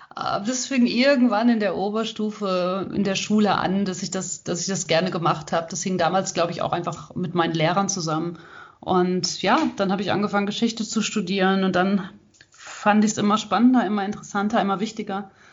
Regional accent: Hagen, North Rhine-Westphalia, Germany; ich komme aus Hagen

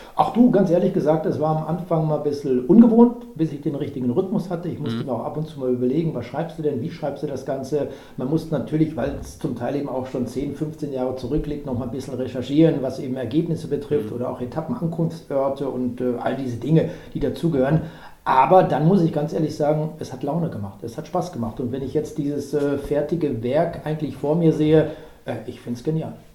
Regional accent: Germany; also born or lived in Cologne area; wir Deutsche

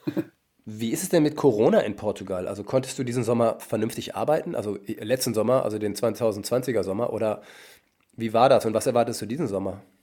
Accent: North Rhine-Westphalia, Germany; Ich komme nämlich aus Westfalen ursprünglich

